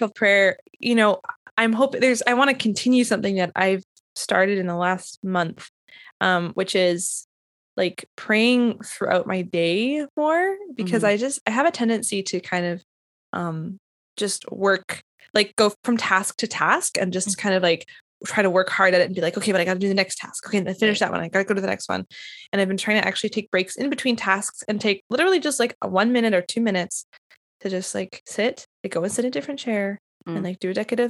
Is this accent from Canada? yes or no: yes; Winnipeg, Manitoba, Canada; now in Nashville, United States; I'm from Winnipeg and there's lots of Ukrainian Catholics there